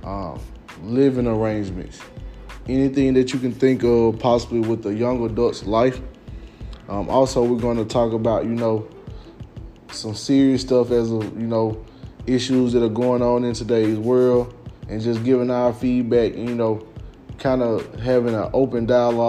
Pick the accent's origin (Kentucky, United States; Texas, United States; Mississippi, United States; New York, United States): Mississippi, United States; Louise; also born or lived in Belzoni, Mississippi / Jackson, Mississippi; I'm originally from Louise, Mississippi.